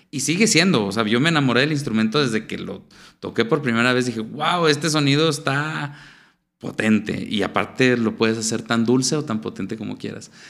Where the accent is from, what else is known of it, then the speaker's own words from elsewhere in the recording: Venezuela; me siento venezolano, cocino arepas, hay mucha comida, toda la gastronomía venezolana. Es como recordar esa, infancia que, tan padre que tuve allá y que la pasé allá